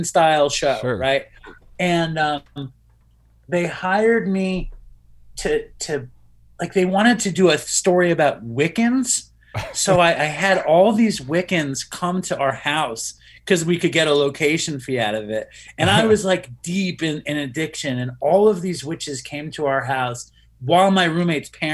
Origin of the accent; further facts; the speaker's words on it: New York City, New York, United States; I grew up in Manhattan